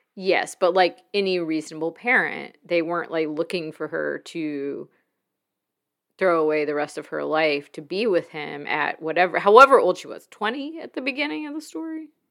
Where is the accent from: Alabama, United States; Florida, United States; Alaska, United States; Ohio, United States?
Alabama, United States; Mobile; growing up in Mobile near water